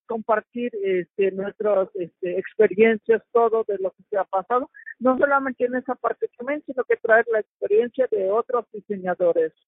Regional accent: Mexico; el telar de mi pueblo

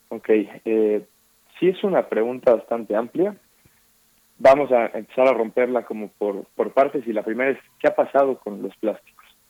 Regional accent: Mexico; como mexicanas y mexicanos

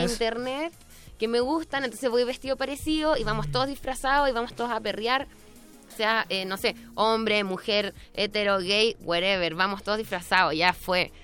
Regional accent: Iquique, Tarapacá, Chile; yo soy de Iquique, no soy de Santiago

